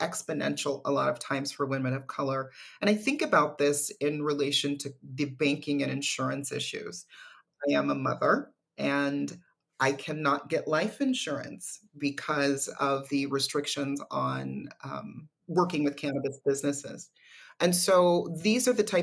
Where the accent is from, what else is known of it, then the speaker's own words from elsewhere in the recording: California, United States; my home state of California